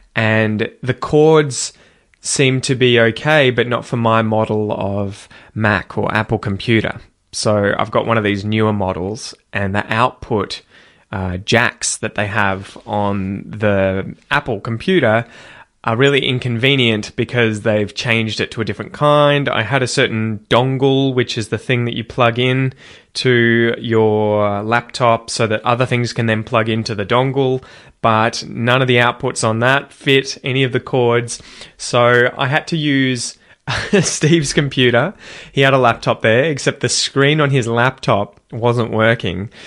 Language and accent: English; Australia; as an Australian